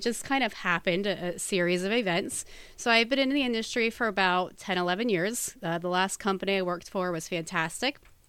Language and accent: English; New Jersey, United States; moved away as an adult; now in Pennsylvania, United States; Well, I've been in Pennsylvania for about 18 years, so almost half my life. I came here when I was about 19 from New Jersey. My family still resides there, but I made Pennsylvania my home.